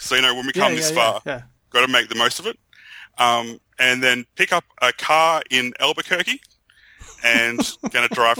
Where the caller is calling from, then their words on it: Brisbane, Queensland, Australia; I'm calling from Brisbane, Australia.